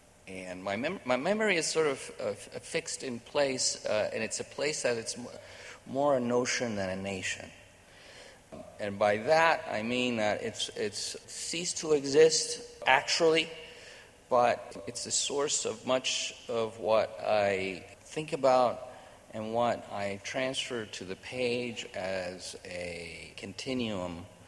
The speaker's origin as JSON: {"language": "English", "region": "New York", "country": "United States", "tie": "born or raised there", "said": "So I, you know, I grew up in New York."}